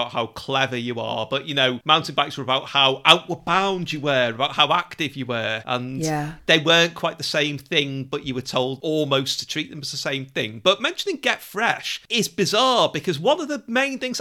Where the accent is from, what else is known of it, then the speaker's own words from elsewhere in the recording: Liverpool, North West England, United Kingdom; we lived virtually next to the prom in Liverpool, which, you know, now is quite quite gentrified and it's full of people doing their couch to 5K and so on